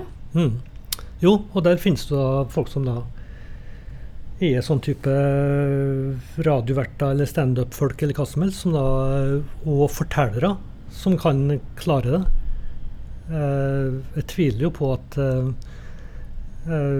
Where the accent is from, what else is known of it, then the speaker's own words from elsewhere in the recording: Trondheim, Trøndelag, Norway; i kirka når jeg vokste opp på, i Trondheim.